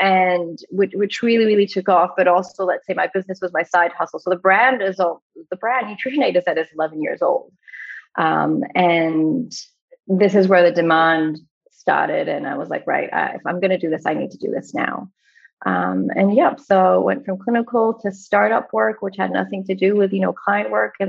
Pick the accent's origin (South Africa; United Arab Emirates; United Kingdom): United Arab Emirates; Dubai; also born or lived in Australia; So I am Australian-born of Greek, Egyptian origin, and I did grow up in the Middle East. So I grew up in Dubai back in the 80s and 90s.